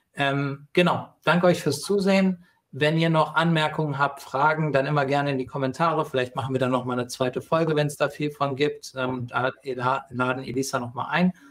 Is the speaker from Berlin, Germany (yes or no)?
no; Hesse, Germany; Ich komme aus dem Nachbarort gebürtig.